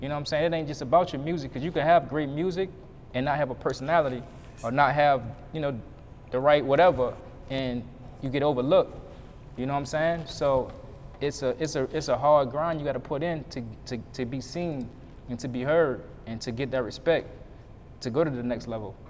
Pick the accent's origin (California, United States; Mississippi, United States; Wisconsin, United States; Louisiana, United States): Louisiana, United States; New Orleans; I'm from New Orleans